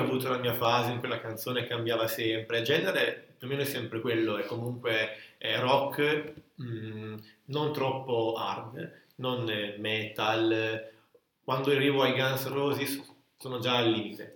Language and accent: Italian; Italy; andavo in quinta elementare nel mio paesino qua vicino a Borzano